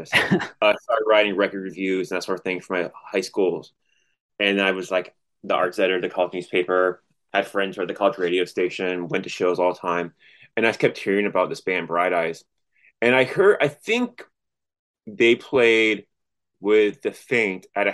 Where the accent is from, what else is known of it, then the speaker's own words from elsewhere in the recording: Orlando, Florida, United States; also born or lived in Columbia, Missouri; I'm from Orlando, Florida, and went to college in Columbia, Missouri